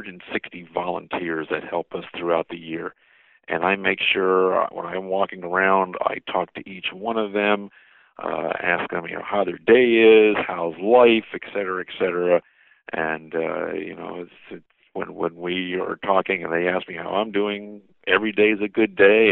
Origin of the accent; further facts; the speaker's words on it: Lake George, New York, United States; growing up in the Adirondacks in New York, in Lake George